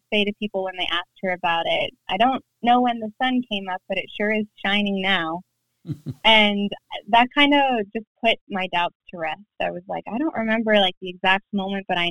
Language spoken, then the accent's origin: English; Pennsylvania, United States; moved away as an adult; now in Virginia, United States; I'm originally from Pennsylvania, living in Virginia now.